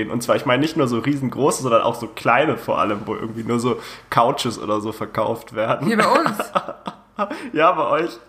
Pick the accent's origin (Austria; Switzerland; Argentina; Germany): Germany; Bavaria–Hesse border; ich komme ja aus der Grenze zwischen Bayern und Hessen